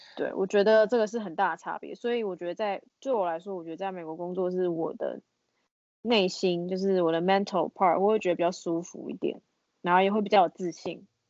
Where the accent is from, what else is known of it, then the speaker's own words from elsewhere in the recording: Taiwan; now in Texas, United States; 唯一一个台湾人